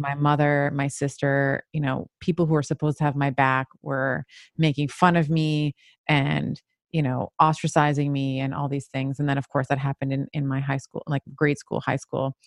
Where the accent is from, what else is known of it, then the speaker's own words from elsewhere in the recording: Montreal, Quebec, Canada; also born or lived in Toronto; I moved from Toronto, uh, moved to Montreal, had a, and lived there for many years